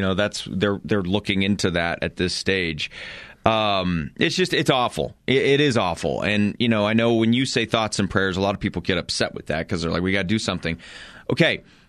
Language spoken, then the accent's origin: English; Colorado, United States; I look at some of the situations I've seen in my life, you know, just growing up in Eastern Colorado.